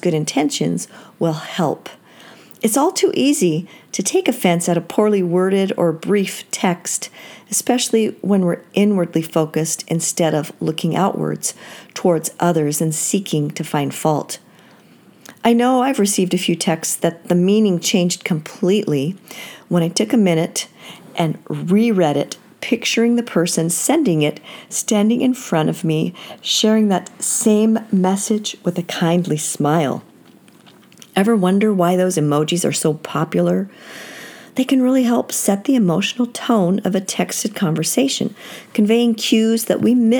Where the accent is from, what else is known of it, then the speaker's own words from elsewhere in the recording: Seattle, Washington, United States; I grew up in Seattle